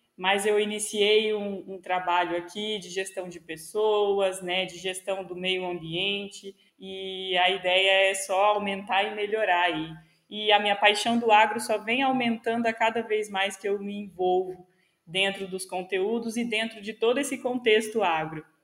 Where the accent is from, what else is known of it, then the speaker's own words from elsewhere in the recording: Campo Verde, Mato Grosso, Brazil; eu sou de Campo Verde